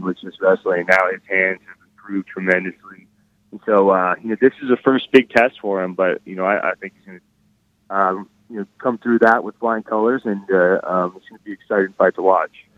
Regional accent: Reno, Nevada, United States; moved away as an adult; also born or lived in Arizona; I, I grew up in Reno, Nevada

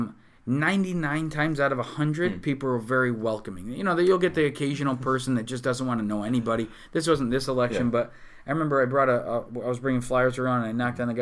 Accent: Utica, New York, United States; I'm from East Utica

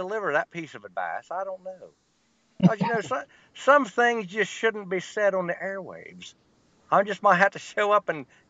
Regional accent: Alabama, United States; I was born and raised in Alabama, but I tour the world looking for monsters and scary shit.

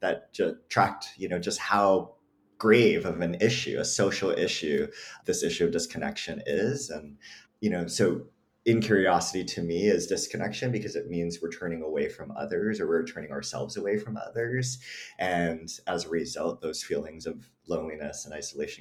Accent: Hawaii, United States; now in Mojave Desert, United States; I grew up in Hawaii, like you mentioned, and I grew up in this, you know, multi-generational household.

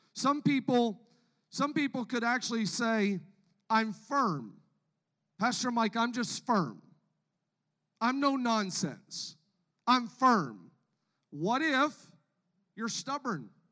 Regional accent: Canada; I, am from Canada, born and raised in Canada

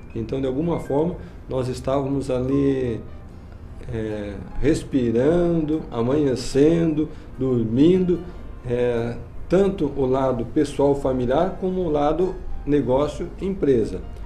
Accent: Curitiba, Paraná, Brazil; moved away as an adult; also born or lived in Provo, Utah, United States; Eu sou natural de Curitiba, capital do Paraná

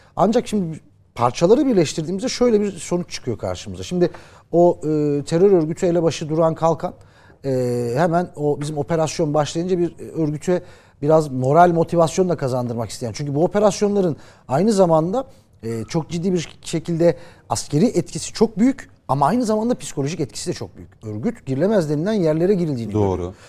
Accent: Muş Province, Turkey; Ben de oranın Muşluyum ben aslan Muşluyum.

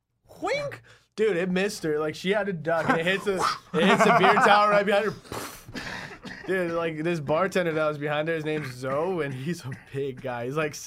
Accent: Brazil; moved away; Growing up in Brazil, that was pretty exotic.

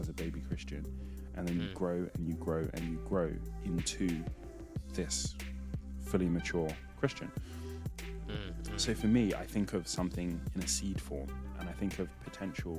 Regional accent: Nigeria; I'm Nigerian

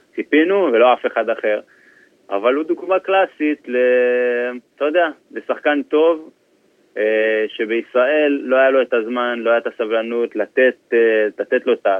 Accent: Israel; moved away as an adult; now in England

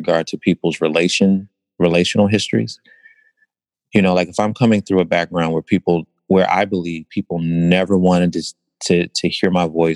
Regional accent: Philadelphia, Pennsylvania, United States; born and raised in West Philadelphia

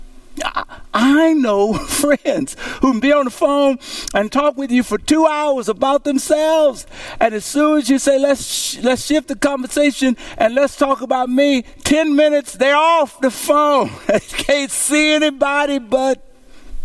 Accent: Louisiana, United States; growing up in Cushell, Louisiana

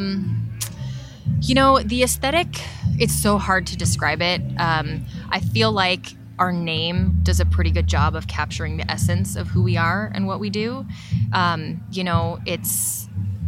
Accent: San Diego, California, United States; moved away; we're from San Diego

